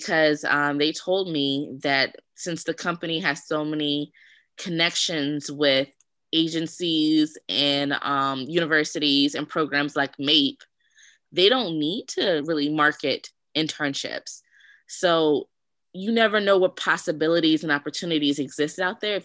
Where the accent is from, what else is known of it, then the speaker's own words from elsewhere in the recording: Richmond, Virginia, United States; I'm from Richmond, Virginia